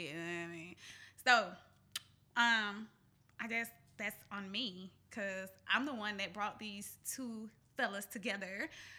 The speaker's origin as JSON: {"language": "English", "town": "Atlanta", "region": "Georgia", "country": "United States", "said": "I am from Southwest Atlanta."}